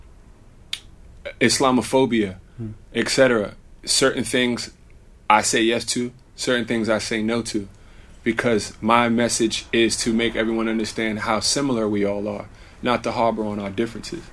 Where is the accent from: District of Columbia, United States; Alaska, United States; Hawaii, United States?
District of Columbia, United States; Washington; born or raised there; also born or lived in Sudan